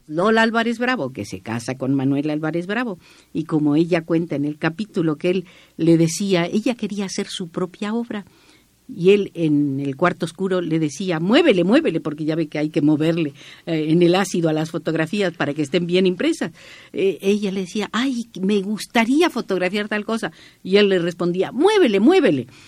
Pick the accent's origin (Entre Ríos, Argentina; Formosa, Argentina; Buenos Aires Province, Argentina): Entre Ríos, Argentina; moved away as an adult; also born or lived in Santiago, Chile; now in Mexico; nací en Entre Ríos, así se pronuncia ya, en Entre Ríos, eh, República Argentina, eh, me nacionalicé mexicana en enero de 1961